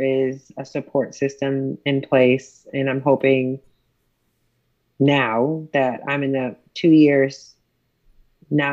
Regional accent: Buffalo, New York, United States; moved away as an adult; also born or lived in Texas; now in Dallas, United States; I'm from Buffalo, New York

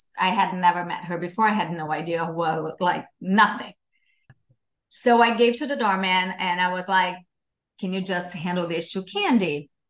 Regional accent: Brazil; moved away; I'm from Brazil originally.

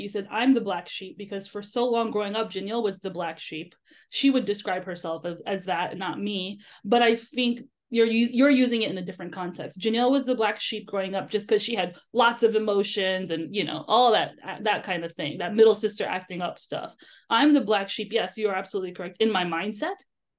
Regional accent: United States; born there; And I just think it's circumstance that I was born in America, right?

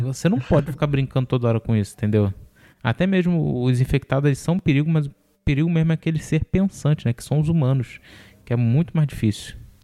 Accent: Rio de Janeiro, Brazil; eu sou do Rio

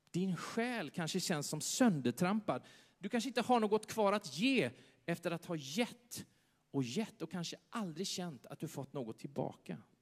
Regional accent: Sweden; Tänk att vi föddes i Sverige

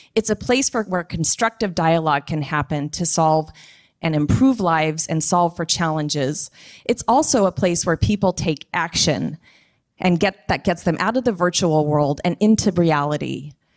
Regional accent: the Bay Area, California, United States; I am from the Bay Area

